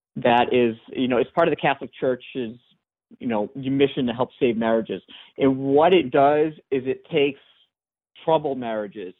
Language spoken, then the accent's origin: English; France; I'm one of those, you know, stubborn Frenchmen